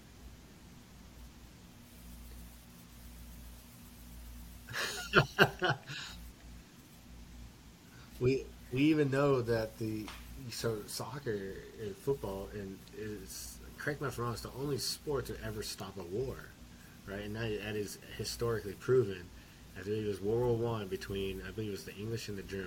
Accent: Houston, Texas, United States; I grew up in North Houston

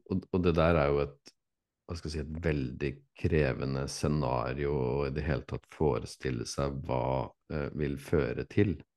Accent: Fredrikstad, Østfold, Norway; now in Tønsberg, Norway; jeg er fra Fredrikstad

